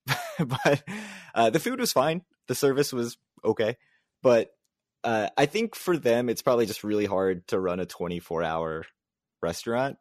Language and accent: English; Maryland, United States; moved away as an adult; also born or lived in Manhattan, New York; now in New Jersey, United States; we're both actually from Maryland, but, uh, yeah, I moved up to New Jersey